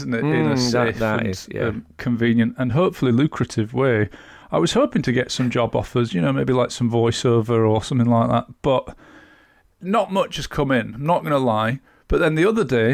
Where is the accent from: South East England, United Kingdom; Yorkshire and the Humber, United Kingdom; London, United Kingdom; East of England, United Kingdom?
Yorkshire and the Humber, United Kingdom; I grew up in Yorkshire